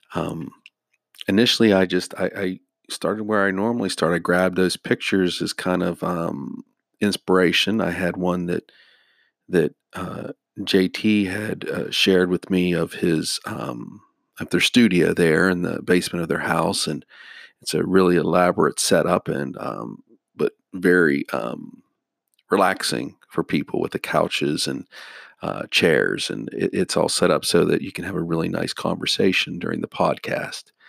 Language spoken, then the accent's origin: English; Wheeling, West Virginia, United States; also born or lived in North Carolina; I wanted to come back to Wheeling